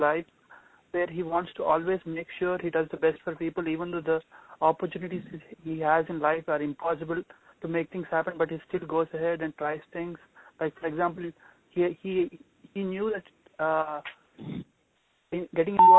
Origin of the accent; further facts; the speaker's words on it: India; now in United States; I come from India